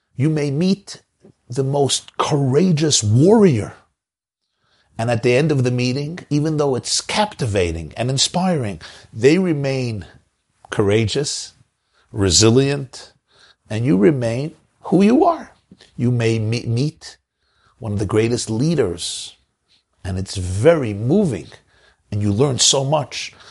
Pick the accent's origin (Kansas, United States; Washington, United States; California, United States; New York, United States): New York, United States; New York City; growing up in Brooklyn at the feet of the Lubavitcher Rebbe.